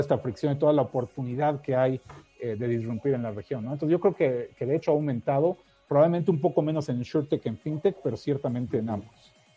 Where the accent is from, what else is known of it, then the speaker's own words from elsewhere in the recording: Mexico; accent: Mexican; moved away as an adult; also born or lived in United States; soy mexicano, ya lo habrás notado por el acento, pero, viví muchísimos años en, Estados Unidos